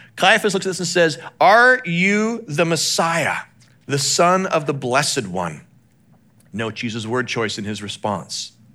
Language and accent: English; Calgary, Alberta, Canada; moved away; I grew up in Western Canada, a place called Calgary, Alberta.